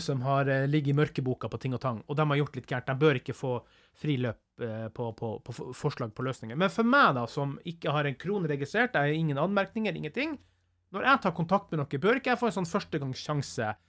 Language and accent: Norwegian; Northern Norway, Norway; som nordlending